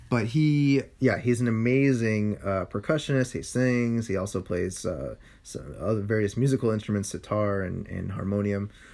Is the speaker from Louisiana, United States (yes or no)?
no; San Francisco, California, United States; I grew up in a part of this city that's called the Sunset